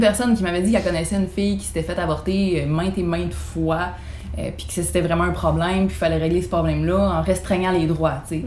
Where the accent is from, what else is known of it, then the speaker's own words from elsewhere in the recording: Beauce, Quebec, Canada; je viens de la Beauce